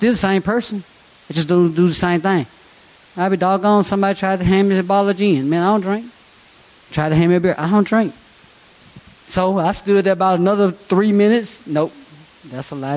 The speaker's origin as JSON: {"language": "English", "town": "Rock Island", "country": "United States", "said": "I'm from Rock Island. I've been there 40 years, off and on."}